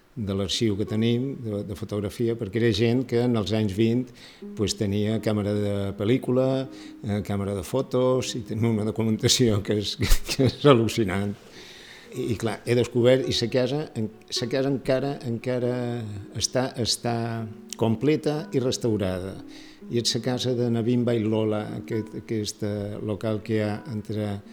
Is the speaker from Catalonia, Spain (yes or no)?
no; Palma, Balearic Islands, Spain; also born or lived in Barcelona; som mallorquins